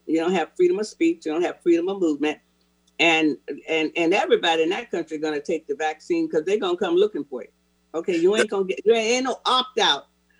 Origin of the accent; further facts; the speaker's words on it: Florida, United States; now in Seattle, United States; Florida, my home state